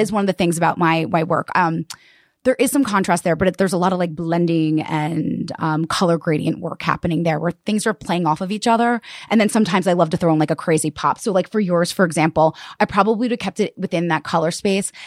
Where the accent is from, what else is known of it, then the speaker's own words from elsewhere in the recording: Westchester County, New York, United States; I grew up in Westchester County, um, so a suburb right outside of, um, yeah, New York City.